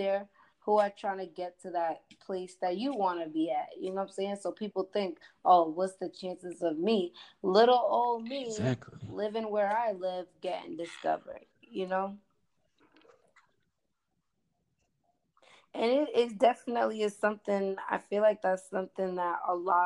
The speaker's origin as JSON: {"language": "English", "region": "East Coast", "country": "United States", "accent": "East Coast", "said": "I'm from the East Coast"}